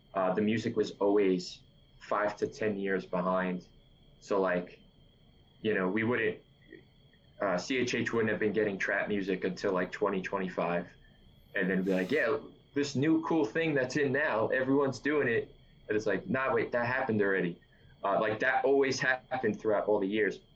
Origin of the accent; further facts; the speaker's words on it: New York City, New York, United States; I'm from New York City. I've always been from New York City, and I'm 32 years old